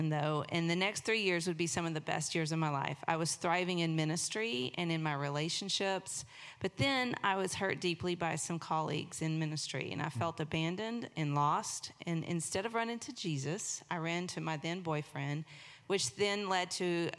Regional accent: East Texas, United States; also born or lived in Beaumont, Texas; we moved to East Texas and grew up there

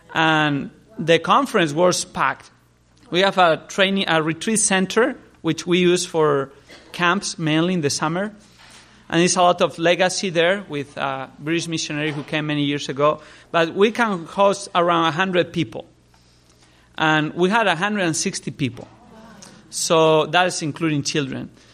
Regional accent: Spain; I grew up in Spain, I was born there, grew up there

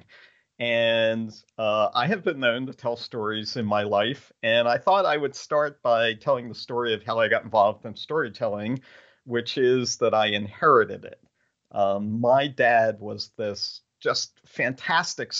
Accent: Pennsylvania, United States; I'm from Pennsylvania, which is the central hub of groundhog territory

